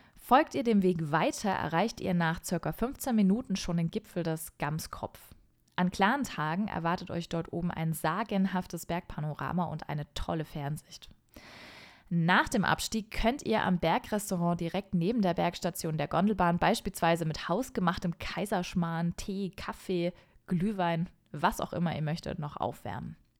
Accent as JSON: {"language": "German", "area": "Franconian Switzerland", "region": "Bavaria", "country": "Germany", "tie": "born or raised there", "said": "in die fränkische Schweiz, meine Heimat."}